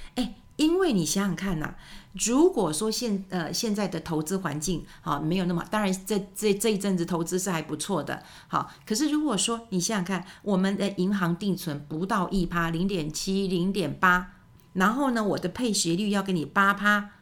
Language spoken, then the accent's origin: Chinese; Taiwan; 我们台湾人真的很爱我们的家人。